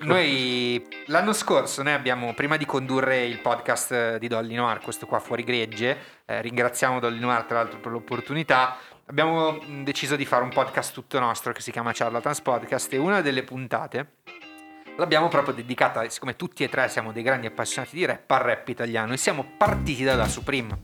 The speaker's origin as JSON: {"language": "Italian", "town": "Milan", "region": "Lombardy", "country": "Italy", "tie": "born or raised there", "said": "sono di Milano, ho sempre vissuto a Milano, sono come un castagno piantato per terra"}